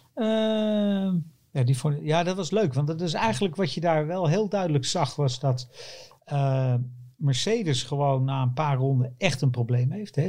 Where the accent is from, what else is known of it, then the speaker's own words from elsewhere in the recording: Netherlands; wij als Nederlanders hopen natuurlijk op Nederlands succes. En daar ben ik er ook één van.